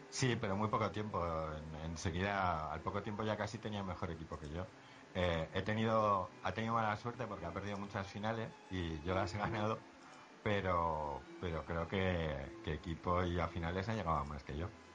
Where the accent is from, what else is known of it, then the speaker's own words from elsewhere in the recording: Zaragoza, Aragon, Spain; yo soy de Zaragoza